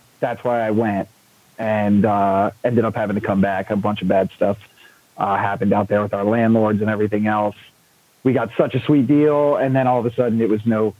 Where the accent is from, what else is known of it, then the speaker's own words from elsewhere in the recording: Hollywood, Florida, United States; Born and raised in Hollywood, Florida, right down between Fort Lauderdale and Miami.